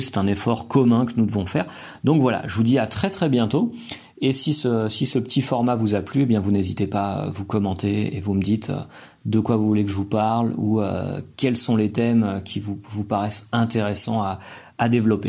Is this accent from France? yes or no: yes; France; now in Colombia; j'ai acheté des aliments que moi je cuisine en tant que Français, qui collent avec ma culture